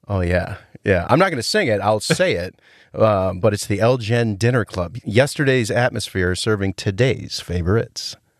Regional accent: Rhinelander, Wisconsin, United States; my hometown of Rhinelander

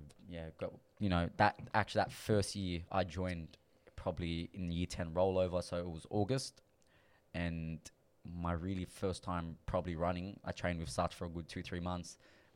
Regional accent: Sydney, New South Wales, Australia; also born or lived in London, United Kingdom; I'm a Western Sydney boy, so I grew up in the Wetherill Park area

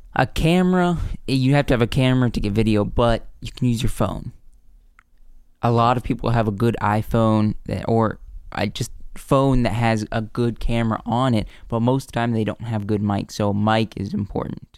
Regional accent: the South, United States; also born or lived in the North (Pennsylvania); we grew up in the South

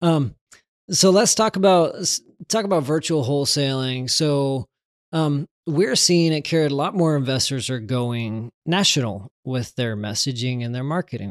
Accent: Texas, United States; I'm from Texas

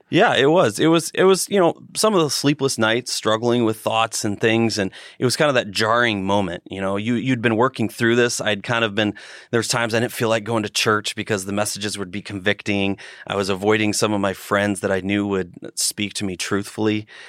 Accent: Northern Indiana, United States; Northern Indiana

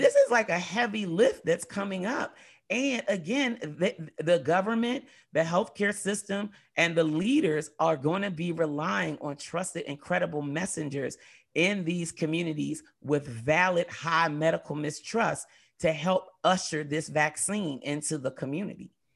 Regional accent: United States; growing up in America

